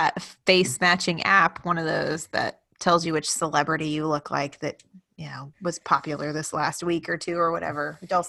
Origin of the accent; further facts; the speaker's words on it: Texas, United States; we're from Texas. So we grew up with Texas History Month and all of that stuff, right?